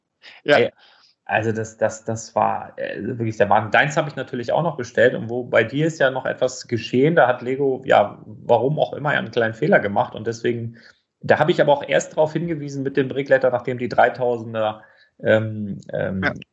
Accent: Northern Germany, Germany; ich komme aus Norddeutschland

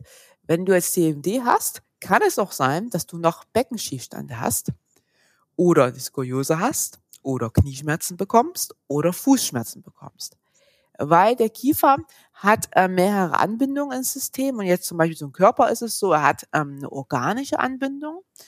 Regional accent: Saxony, Germany; moved away as an adult; now in Stuttgart, Germany; Ursprünglich komme ich aus Sachsen, war da schon Physio in Sachsen

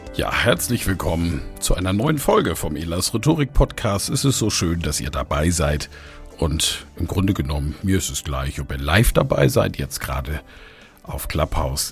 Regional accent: near Kiel, Baltic Sea, Schleswig-Holstein, Germany; an der Ostsee, wo ich groß geworden bin, bei Kiel

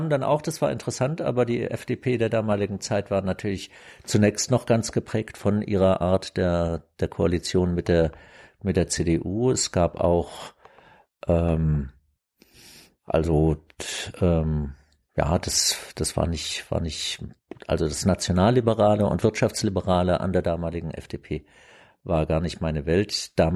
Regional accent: Germany; also ich war ja aufgewachsen im Adenauer Deutschland

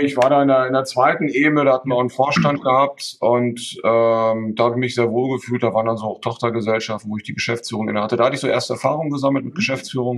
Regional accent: Münster, North Rhine-Westphalia, Germany; moved away as an adult; also born or lived in Hamburg; now in Emden, Germany; Ich bin in, in, in Münster geboren, habe da auch in der Nähe, bin ich dann auch ähm, zur Schule gegangen

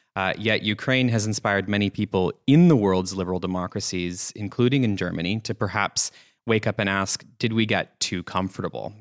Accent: Canada; moved away; in my home country in Canada

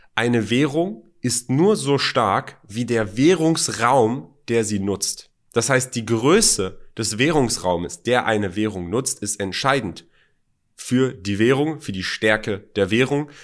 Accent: Germany; moved away as an adult; also born or lived in Iran (parents); now in United Arab Emirates; Ich bin zwar in Deutschland aufgewachsen, zur Schule gegangen, äh, Studium

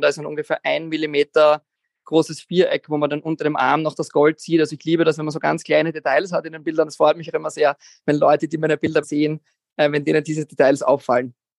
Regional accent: Vienna, Austria; Ich bin aus Wien, 33 Jahre

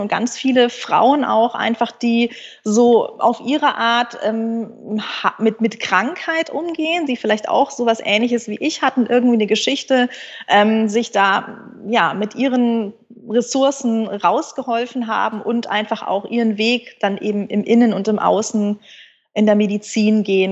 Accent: Munich, Bavaria, Germany; moved away as an adult; also born or lived in Münster; ich bin ein Münchner Kindel und konnte, glaube ich, eher Skifahren als Laufen

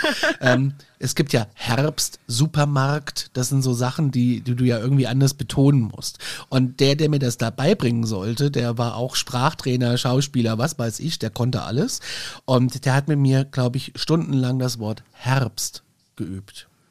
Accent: Aschaffenburg, Bavaria, Germany; Aschaffenburg zählt ja gar nicht wirklich nur auf der Landkarte zu Bayern, eigentlich sind wir ja Hessen

